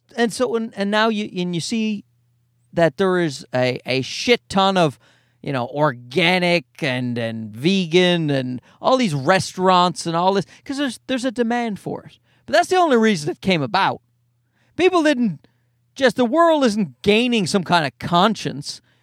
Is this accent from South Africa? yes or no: no; Canada; as a Canadian